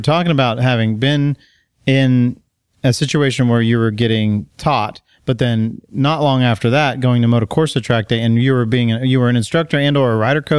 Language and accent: English; Texas, United States; Where I grew up in Texas, it's lakes and it's all ski boats and...